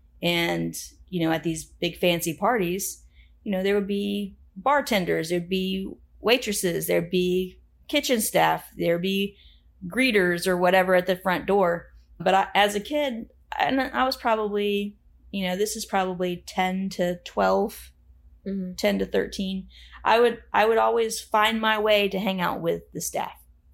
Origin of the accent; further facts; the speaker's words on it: Plant City, Florida, United States; also born or lived in Tampa; Well, I too was born in Tampa and I too grew up in a rural area. That I just called the country. I know you named it Dover. It was really more like the Notasasa, Plant City area.